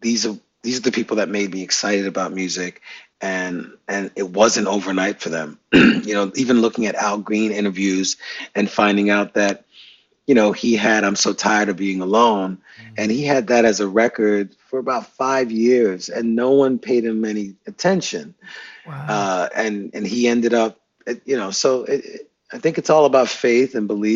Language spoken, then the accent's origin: English; New York City, New York, United States; I'm from Brooklyn, New York